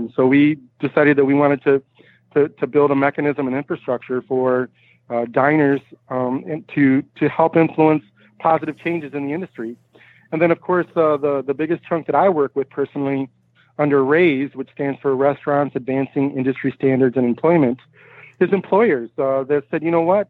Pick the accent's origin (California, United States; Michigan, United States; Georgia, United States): Michigan, United States; I'm originally from Michigan